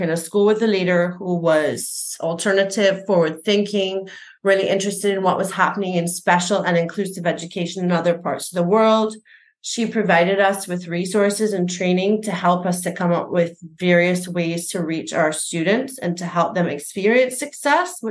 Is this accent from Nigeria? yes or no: no; Barbados; I was raised and educated in Barbados, the primary, secondary, and tertiary levels.